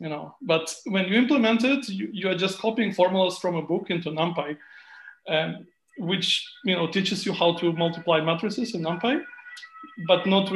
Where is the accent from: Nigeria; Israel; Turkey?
Israel; moved away as an adult; also born or lived in Ukraine / United States; now in Germany; I'm born in Ukraine. But I grew up in Israel, and after that I went on living in the US for some time, and now I'm in Germany